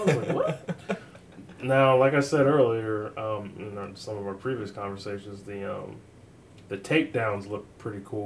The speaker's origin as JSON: {"language": "English", "country": "United States", "said": "as an American, I go to work like the rest of most Americans"}